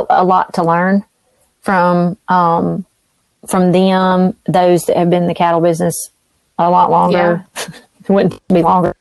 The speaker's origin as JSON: {"language": "English", "region": "the South", "country": "United States", "said": "as a Southerner"}